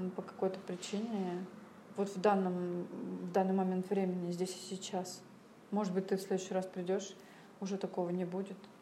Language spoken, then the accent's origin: Russian; Saint Petersburg, Russia; мы из СПБ